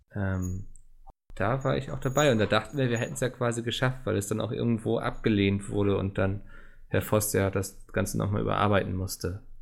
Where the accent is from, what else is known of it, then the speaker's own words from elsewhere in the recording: Northern Germany, Germany; als Norddeutscher